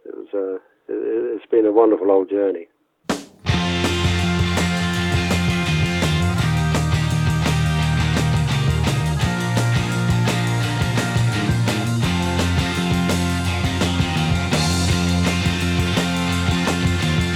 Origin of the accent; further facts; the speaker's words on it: Basingstoke, South East England, United Kingdom; I used to play in folk and blues clubs in Basingstoke, in my hometown, when I was a teenager